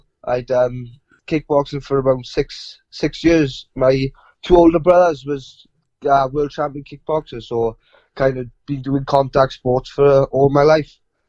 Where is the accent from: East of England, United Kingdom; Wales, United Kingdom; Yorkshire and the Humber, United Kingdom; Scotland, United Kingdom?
Wales, United Kingdom; the Rhondda, South; I'm 19 years of age. I'm from the Rhondda in South Wales.